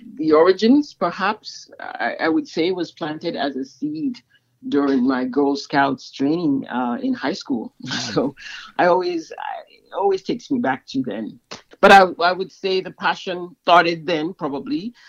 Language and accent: English; Sierra Leone; moved away; I'm originally from Sierra Leone in West Africa